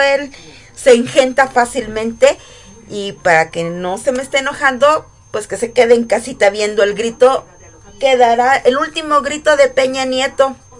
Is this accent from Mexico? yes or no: yes; Morelos, Mexico; Yo soy una mujer 100% orgullosa de ser del estado de, Morelos, de ser mexicana.